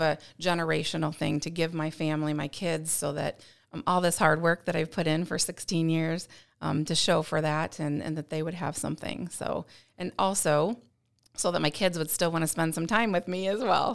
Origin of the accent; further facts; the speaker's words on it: St. Louis, Missouri, United States; moved away; I'm from Missouri originally, from Saint Louis area